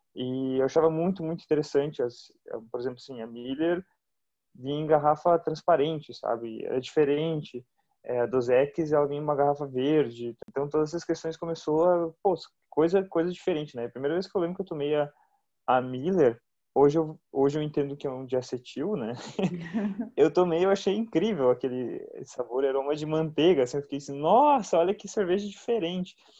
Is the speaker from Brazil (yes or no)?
yes; Brazil; como brasileiros